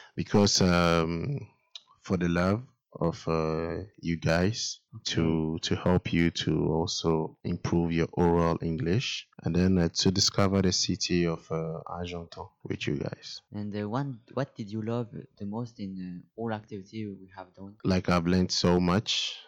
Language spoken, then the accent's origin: English; Ghana; I'm from Ghana, a country in West Africa